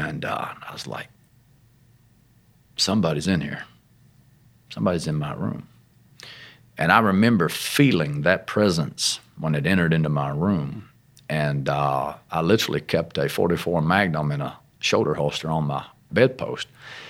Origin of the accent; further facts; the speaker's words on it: Arkansas, United States; Well, I come from Arkansas, which you can tell, but my family has a lot of Pentecostal roots. As a child, very young, my dad was a apostolic minister, pastor, matter of fact, in a small work down in Lake Village, Arkansas.